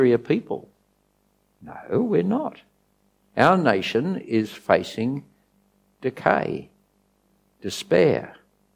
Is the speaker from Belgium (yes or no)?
no; Australia; I'm an Aussie